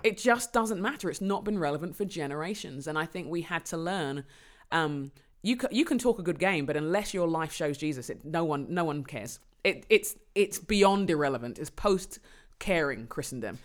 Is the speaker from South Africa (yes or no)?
no; London, United Kingdom; I was born in London. I'm, um, Londoner by birth and conviction